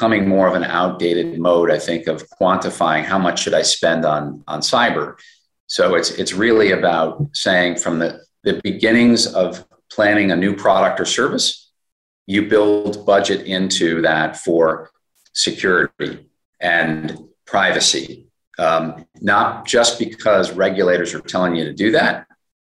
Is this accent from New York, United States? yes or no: yes; New York, United States; as a New Yorker myself